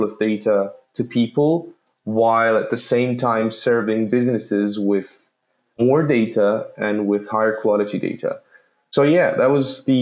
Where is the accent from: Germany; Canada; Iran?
Iran; Tehran, Tehran Province; moved away; also born or lived in Malaysia / Belgium; I grew up in Tehran, Iran